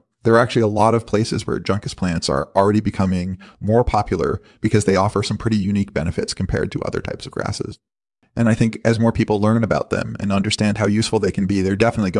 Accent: the South, United States; Well, I'm originally from the South, and I've been living in the Northeast for the last few years.

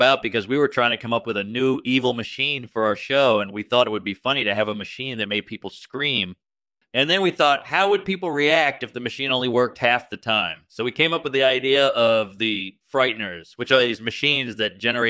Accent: Washington, United States; Sure thing. I'm from Washington, and I've been acting for about 15 years now.

